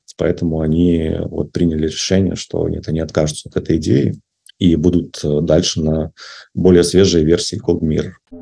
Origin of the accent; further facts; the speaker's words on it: Belarus; moved away as an adult; now in Russia; я в Россию переехал из Беларуси. А вот и у меня был, то есть я сам белорус